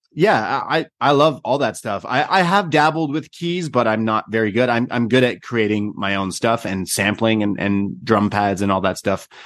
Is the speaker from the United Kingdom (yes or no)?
no; Canada; I'm Canadian.